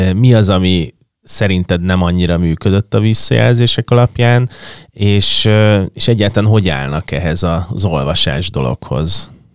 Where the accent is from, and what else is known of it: Budapest, Hungary